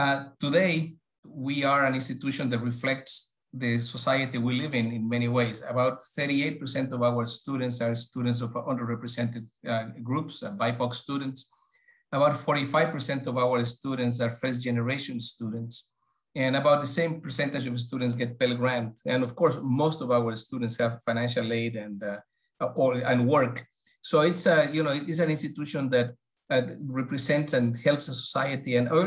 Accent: Puerto Rico; moved away as an adult; also born or lived in Ecuador; now in Greater Boston, United States; I grew up in Puerto Rico. So I spent quite a bit of time in the Caribbean, and I love Puerto Rico. I have a great deal of affection and fantastic memories from my college years in Puerto Rico.

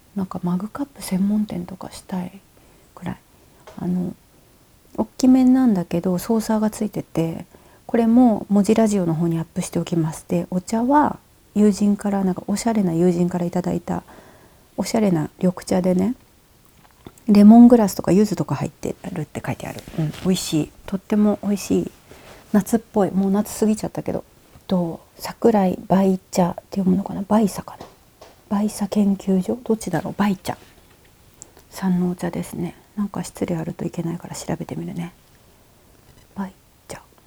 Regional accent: Nagasaki, Japan; now in Nagano, Japan; 小さい時っていうか今42歳なんだけど、えっと、長崎に住んでてちっちゃな港町に住んでて

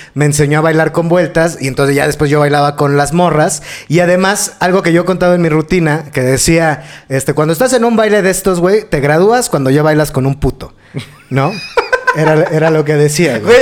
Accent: Mexico City, Mexico; al barrio donde crecí, allá en la Valle

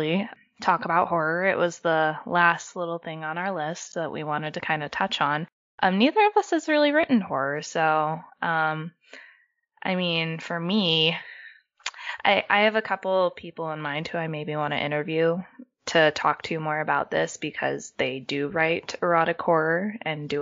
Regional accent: United States; as an American

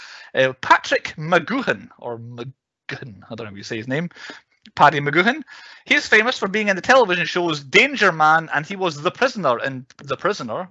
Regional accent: Scotland, United Kingdom; We are three Scottish podcasters

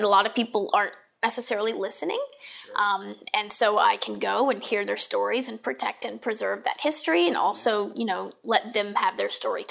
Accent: Raleigh, North Carolina, United States; I'm from Raleigh. I grew up here.

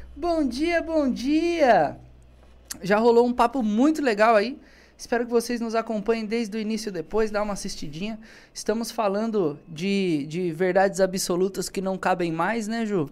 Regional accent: Brazil; Eu sou brasileiro

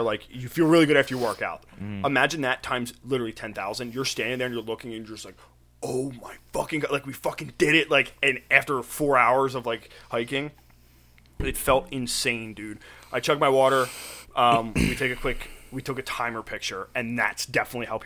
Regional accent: Pennsylvania, United States

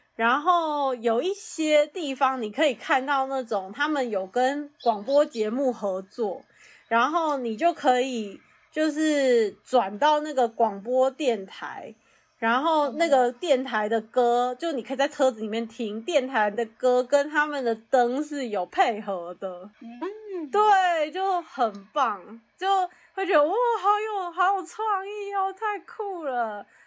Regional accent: Taiwan; moved away as an adult; now in United States; 像我们就在台湾长大

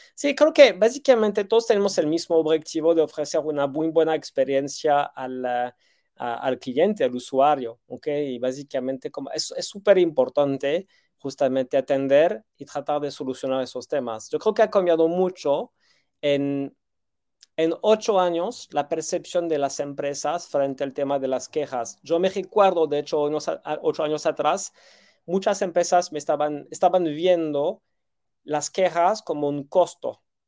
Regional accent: France; moved away as an adult; now in Mexico City, Mexico; llegué a México casi 14 años atrás, tengo 20 años de experiencia, eh, me siento chilango, tengo un niño que nació aquí, un niño que nació en Francia, eh, soy más chilango tech que French tech

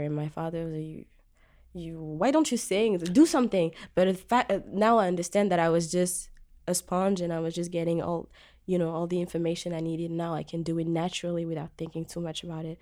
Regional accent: Djibouti; moved away as an adult; also born or lived in France; now in Montreal, Canada; I moved to Djibouti, East Africa, where I was raised and where I'm from too

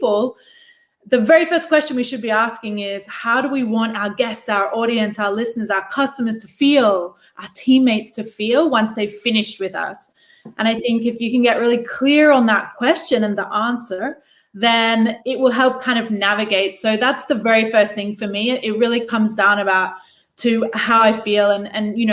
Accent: Australia; moved away; I grew up in Australia

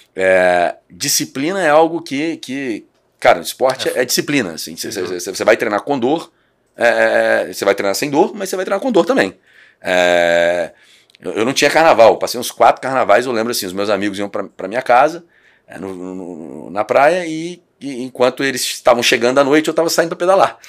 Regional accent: Cachoeiro de Itapemirim, Espírito Santo, Brazil; moved away as an adult; now in Vitória, Brazil; sou, de Cachoeiro

